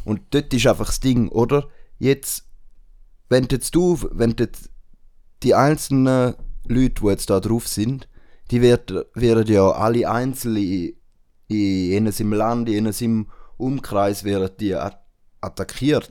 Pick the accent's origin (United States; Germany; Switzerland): Switzerland; bei uns in der Schweiz